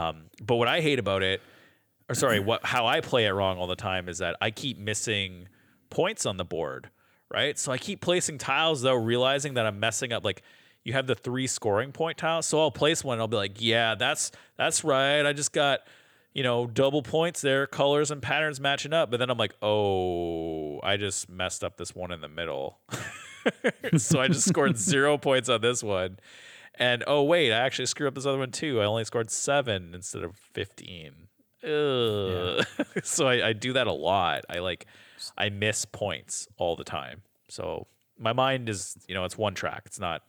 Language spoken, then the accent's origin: English; Canada; we're Canadian on this